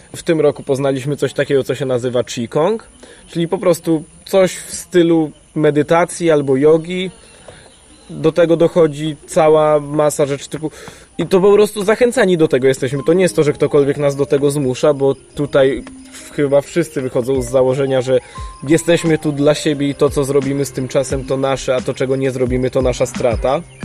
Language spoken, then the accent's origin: Polish; Białystok, Podlaskie Voivodeship, Poland; Ja jestem z kolei z Białego Stoku